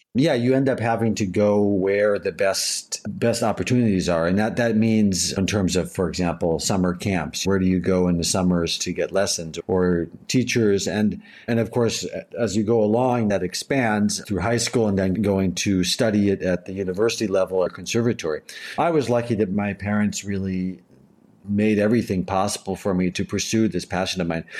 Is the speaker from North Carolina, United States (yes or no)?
yes; Asheville, North Carolina, United States; now in Berlin, Germany; my hometown.